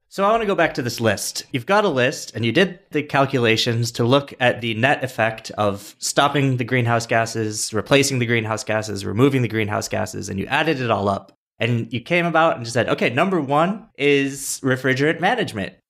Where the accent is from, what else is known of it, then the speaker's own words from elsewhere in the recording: Rochester, New York, United States; I'm also from Rochester